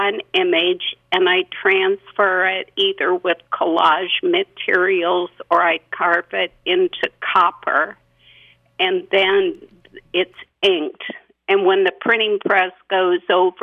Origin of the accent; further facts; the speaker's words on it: Iowa, United States; moved away as an adult; also born or lived in Ohio; now in Elk River, United States; Well, I grew up in Iowa, but my last 20 years were teaching in Ohio when I followed my husband's career.